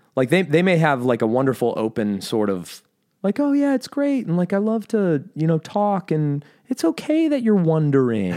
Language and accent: English; United States; I'm American